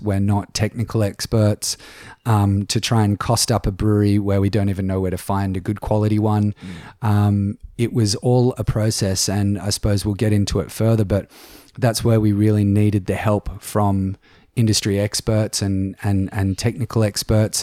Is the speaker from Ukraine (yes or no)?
no; Sydney, New South Wales, Australia; moved away as an adult; now in Lord Howe Island, Australia; I grew up in Sydney